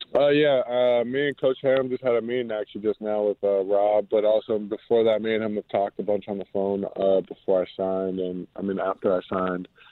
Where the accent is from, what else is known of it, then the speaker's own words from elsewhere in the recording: Cincinnati, Ohio, United States; moved away; I grew up, I'm from Cincinnati